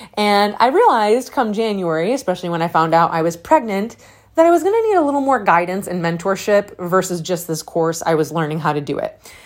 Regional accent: Syracuse, New York, United States; accent: Syracuse; my Syracuse accent

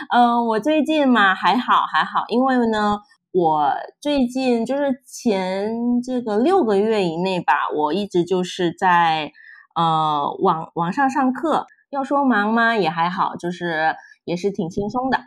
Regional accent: Indonesia; Chinese is a second language; 我是印尼，呃，算是印尼华侨吧

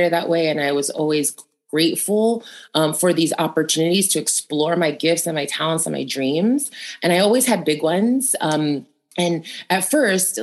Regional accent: New York, United States; I grew up in Queens

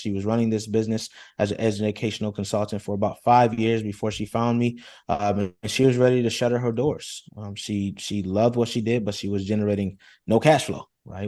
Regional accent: Rochester, New York, United States; I come from Rochester, New York, very humble beginnings

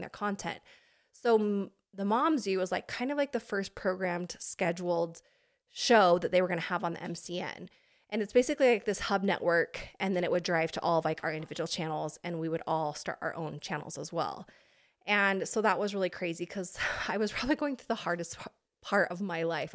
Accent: Pocatello, Idaho, United States; moved away as an adult; now in California, United States; I am an Idaho girl

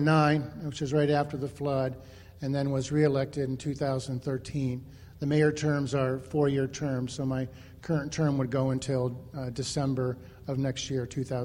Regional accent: Iowa, United States; I was going to be a young Iowan that stayed in Iowa.

